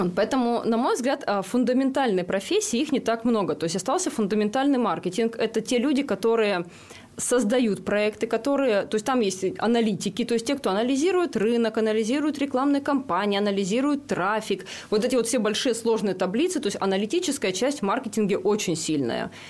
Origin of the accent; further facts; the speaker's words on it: Rybinsk, Yaroslavl Oblast, Russia; Я родилась и выросла в Рыбинске